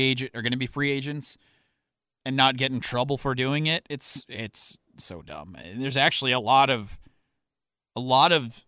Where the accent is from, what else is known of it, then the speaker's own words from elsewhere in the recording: United States; I am American